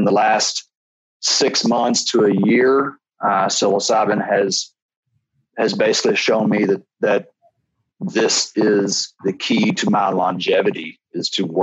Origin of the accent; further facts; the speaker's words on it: Kentucky, United States; Growing up in Kentucky, you know, it's just whiskey everywhere, bourbon country. And I grew up like around the corner from distillery